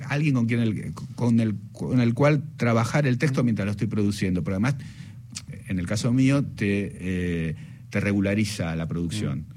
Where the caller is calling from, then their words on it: Buenos Aires, Argentina; Hola, buenas tardes … de Belgrano para participar en la muralla y los libros